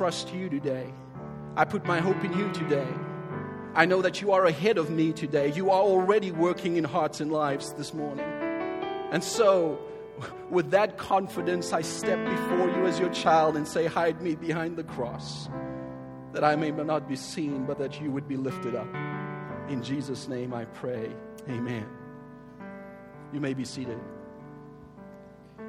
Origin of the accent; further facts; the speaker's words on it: Cape Town, Western Cape, South Africa; I was born and raised in Cape Town as a colored South African.